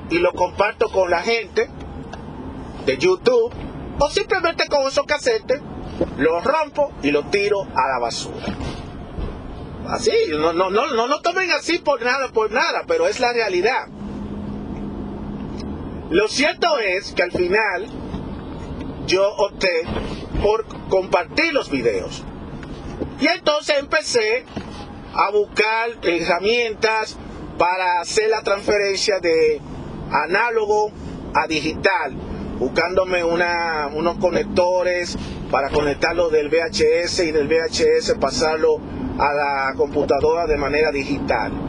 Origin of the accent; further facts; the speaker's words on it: Dominican Republic; Yo soy dominicano, por si muchos no lo saben, hasta esta altura de juego.